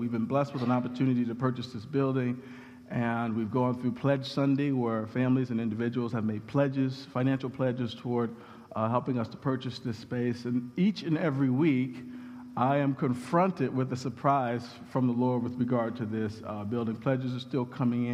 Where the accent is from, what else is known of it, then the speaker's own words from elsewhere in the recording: Chicago, Illinois, United States; I grew up in Chicago